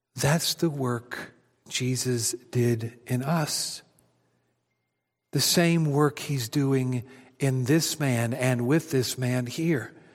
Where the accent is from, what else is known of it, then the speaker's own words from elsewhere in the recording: Adrian, Missouri, United States; my hometown of Adrian, Missouri